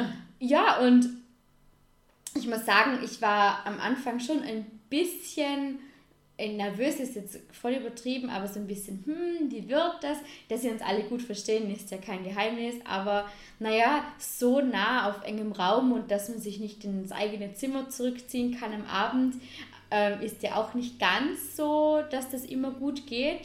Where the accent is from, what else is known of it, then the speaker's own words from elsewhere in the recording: Vorarlberg, Austria; als geborene Vorarlbergerin